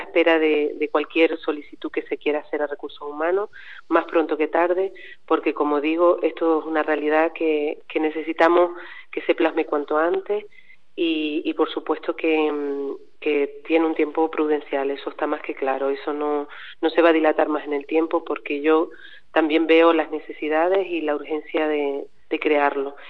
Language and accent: Spanish; Aridane Valley, La Palma, Canary Islands, Spain; yo soy del Valle